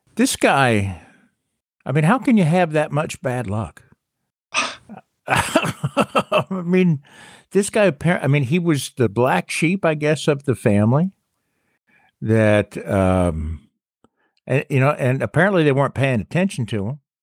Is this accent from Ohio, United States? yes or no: no; South Carolina, United States; I love my hometown